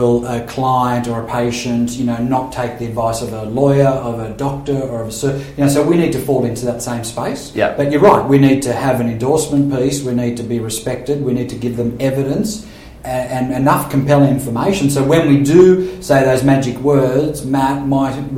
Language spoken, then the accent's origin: English; Sydney, New South Wales, Australia; also born or lived in Vaucluse, Sydney; I was a kid from Maroubra